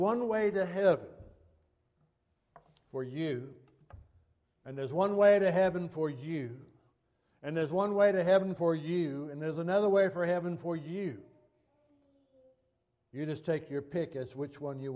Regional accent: United States; as an American

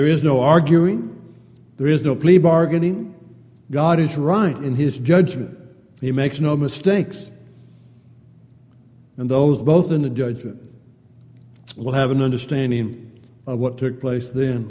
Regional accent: San Diego, California, United States; growing up in San Diego, four of my brother-in-laws were all Navy men.

